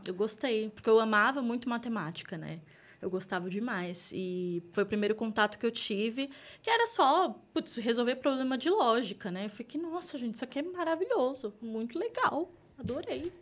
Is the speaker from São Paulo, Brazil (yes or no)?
yes; Taboão da Serra, São Paulo, Brazil; eu vim de Taboão da Serra, a gente estava até falando isso uhum. agora há pouco. Para quem não conhece, Taboão da Serra tá ali entre a Zona Oeste e a Zona Sul de São Paulo. É uma cidade periférica aqui de São Paulo. Então, eu cresci ali